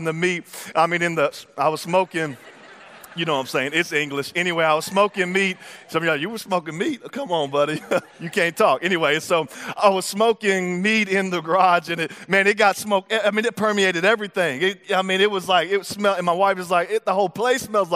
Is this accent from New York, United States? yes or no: no; Texas, United States; I'm from Texas